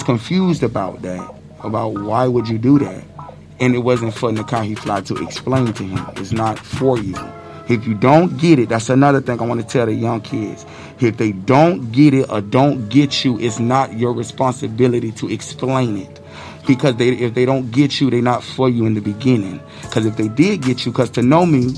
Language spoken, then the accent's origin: English; Tampa, Florida, United States; I grew up in Tampa